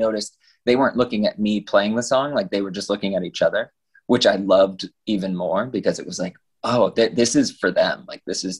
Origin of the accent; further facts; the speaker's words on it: Satellite Beach, Florida, United States; also born or lived in Los Angeles; growing up in Satellite Beach